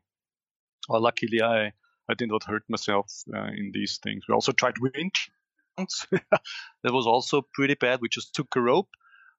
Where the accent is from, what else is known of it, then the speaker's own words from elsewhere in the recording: Styria, Austria; I live in Austria, in Styria, and we have a little hill. It's just 400 meters above my hometown.